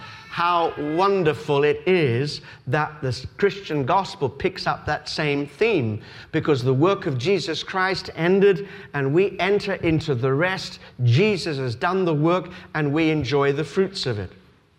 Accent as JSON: {"language": "English", "country": "Australia", "tie": "born or raised there", "said": "I told you that I was brought up in Australia"}